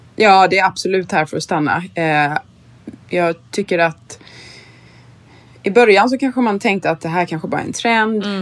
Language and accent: Swedish; Sweden; now in New York, United States; som svensk